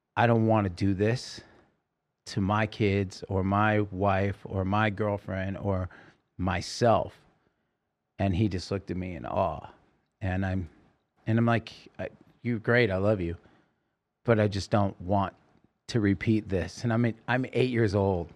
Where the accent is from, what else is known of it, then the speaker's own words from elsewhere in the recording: Oregon, United States; moved away; also born or lived in California; I grew up in Oregon